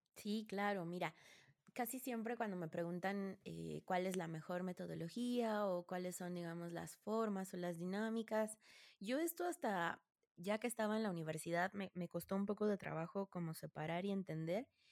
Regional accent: Mexico; yo soy eh, mexicana y soy psicóloga de profesión

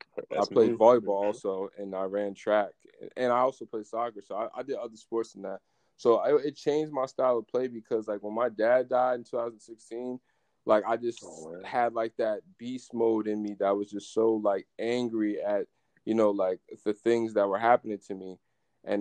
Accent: Jamaica; also born or lived in United States; Yeah, man. Yeah, I'm Jamaican.

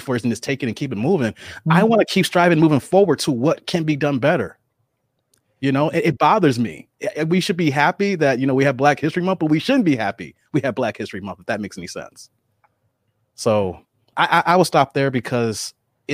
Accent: Bolingbrook, Illinois, United States; I grew up in Bolingbrook.

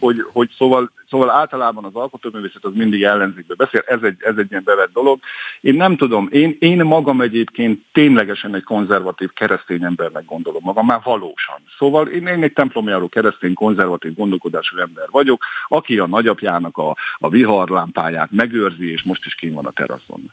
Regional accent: Hajdú-Bihar, Hungary; accent: Hajdúság; rajtam a beszédemen is hallatszik, hogy na ez egy hajdúsági gyerek

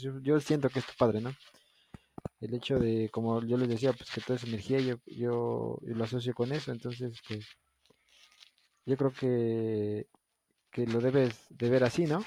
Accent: Mexico; nos identifica como mexicanos, como cultura.

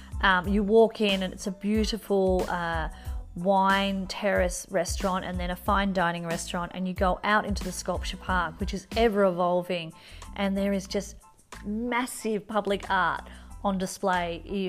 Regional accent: Mornington Peninsula, Victoria, Australia; moved away; where I grew up on the East Coast is just as beautiful

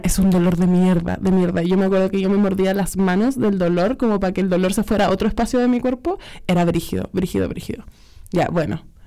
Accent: Santiago, Santiago Metropolitan Region, Chile; Nacida y criada en Cerrillos, poblacional.

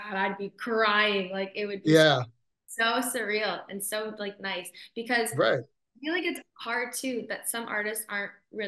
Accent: Canada; I'm Canadian

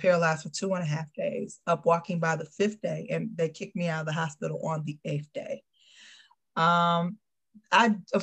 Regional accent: Chicago, Illinois, United States; I am Chicago born and bred

